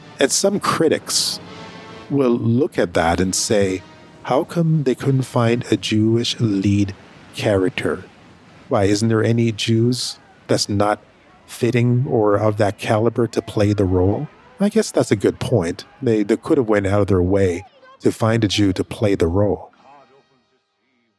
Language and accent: English; Canada; also born or lived in Jamaica; currently, I live in Canada. I was raised up in Canada